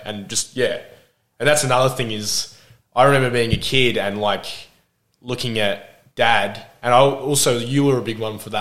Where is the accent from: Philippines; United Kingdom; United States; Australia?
Australia; Adelaide, South Australia; also born or lived in Glenelg; now in Melbourne, Australia; I grew up in Port Adelaide, and oh well, we I was when I was born, we were in Glenelg